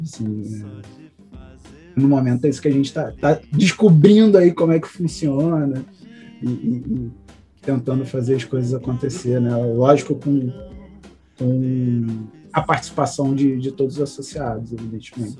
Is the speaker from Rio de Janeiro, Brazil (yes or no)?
yes; Rio de Janeiro, Brazil; eu sou aqui do Rio de Janeiro